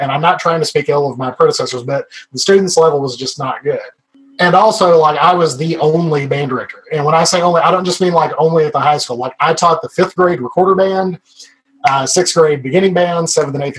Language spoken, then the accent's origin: English; Arkansas, United States; we are from Arkansas, and I'm very proudly from Arkansas